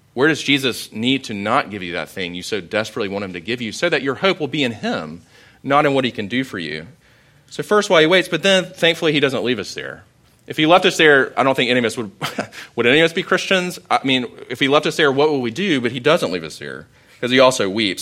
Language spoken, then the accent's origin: English; Sumter, South Carolina, United States; I grew up in Sumter